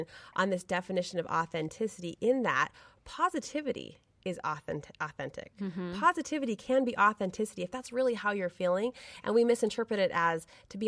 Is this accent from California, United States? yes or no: no; Brigham City, Utah, United States; I grew up in Brigham City, Utah, small town USA